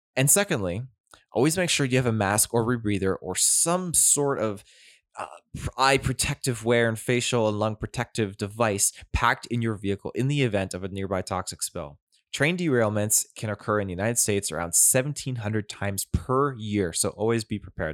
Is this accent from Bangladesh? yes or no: no; near Duncan and Ladysmith, Vancouver Island, British Columbia, Canada; This actually took place very close to my hometown.